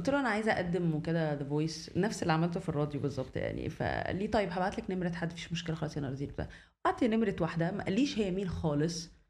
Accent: Alexandria, Alexandria Governorate, Egypt; now in Cairo, Egypt; اتولدت في اسكندريه ودخلت مدرسه الماني في اسكندريه ودخلت الجامعه في اسكندريه يعني حياتي كلها كانت في اسكندريه

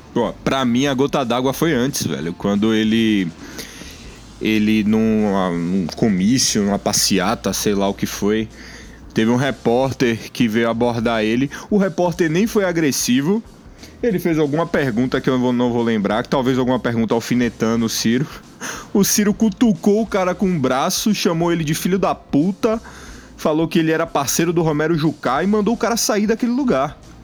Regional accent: Bahia, Brazil; nós somos aqui, nós somos baianos

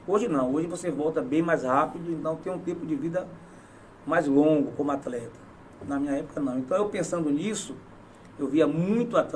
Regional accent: Camacã, Bahia, Brazil; also born or lived in Mascote / Itabuna; E vim para Itabuna, nasci em Mascote. Na Pimenta? Na Pimenta, né, no município de, de Mascote, no distrito de Pimenta. Vim para Camacã com seis, oito anos. E aos 15 anos já estava morando em Itabuna.

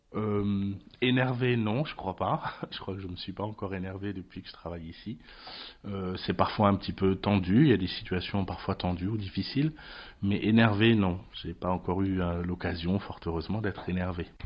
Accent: France; moved away as an adult; also born or lived in Trier, Germany / Lorraine, France; je viens de France

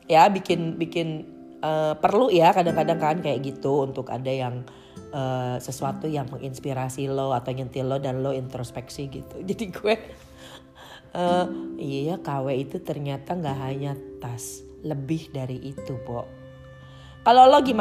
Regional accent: Jakarta, Indonesia; gue gede dan tinggal di Jakarta gitu ya

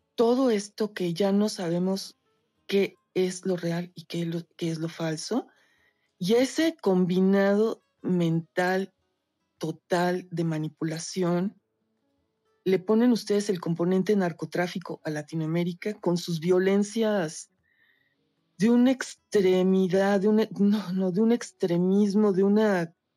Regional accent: Mexico; Yo soy de México

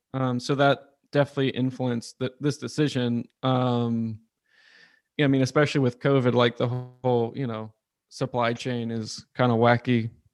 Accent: Charlottesville, Virginia, United States; moved away as an adult; also born or lived in Williamsburg, Virginia; now in Richmond, United States; I grew up in Charlottesville

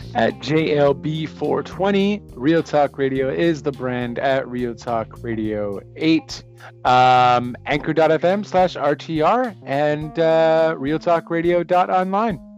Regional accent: Canada; I'm Canadian

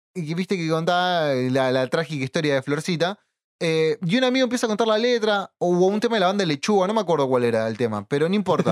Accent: San Martín, Buenos Aires Province, Argentina; nací y crecido en San Martín

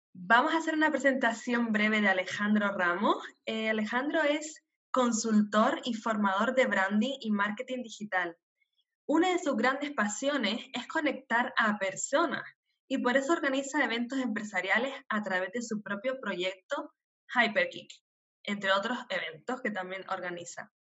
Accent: Canary Islands, Spain; first language Spanish; moved away as an adult; nacida en Canarias

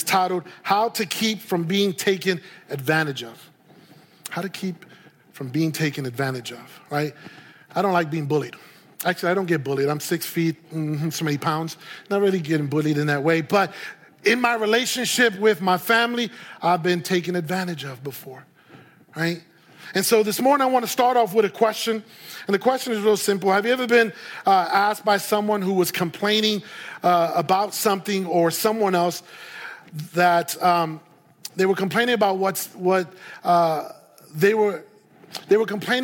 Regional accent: New York City, New York, United States; moved away as an adult; also born or lived in Puerto Rico; now in Santa Clarita, United States; I was born and raised in New York City

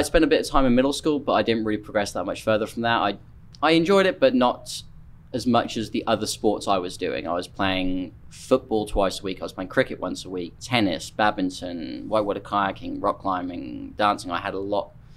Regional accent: Norfolk, East of England, United Kingdom; moved away as an adult; now in United States; I'm from uh, Norfolk on the east coast of England

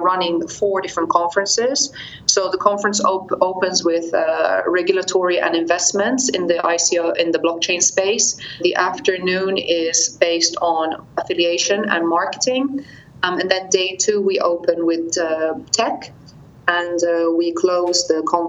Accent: Gozo, Malta; also born or lived in Australia; I'm actually Australian Maltese. I'm Australian born, but I've lived most of my life in Malta. I'm actually from the sister island, Gozo

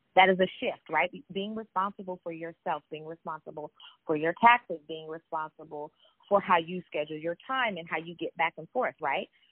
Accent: Sacramento, California, United States; moved away as an adult; also born or lived in New York; I was from Sacramento, I come from Sacramento, California

